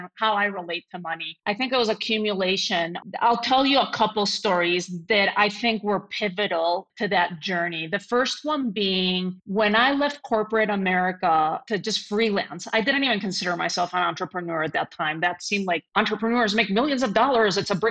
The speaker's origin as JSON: {"language": "English", "town": "Madrid", "region": "Community of Madrid", "country": "Spain", "tie": "born or raised there", "first_language": "Spanish", "second_language": "English", "moved": "yes", "lives_now": "United States", "said": "born and raised in Madrid"}